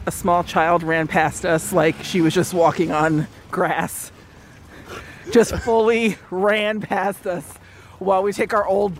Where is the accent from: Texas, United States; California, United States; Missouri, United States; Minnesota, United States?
California, United States; Los Angeles; I'm from LA.